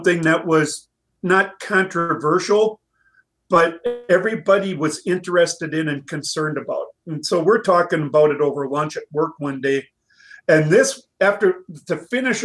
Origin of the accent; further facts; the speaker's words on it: East Central Minnesota, United States; I grew up in East Central Minnesota, not far away from the Twin Cities on the west side